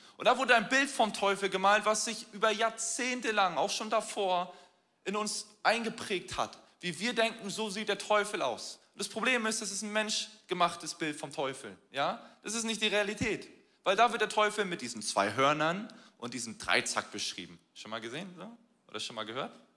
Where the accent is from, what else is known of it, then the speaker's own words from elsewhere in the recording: Hamburg, Germany; Wir als Hamburger